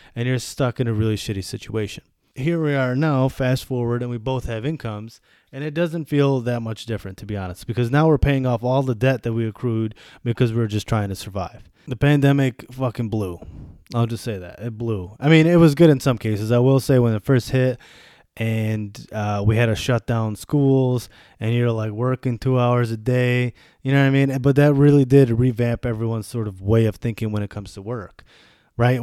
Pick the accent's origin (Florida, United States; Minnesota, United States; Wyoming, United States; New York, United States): New York, United States; Buffalo; moved away as an adult; also born or lived in Germany / Bosnia; now in Washington, D.C., United States; I grew up in Buffalo, New York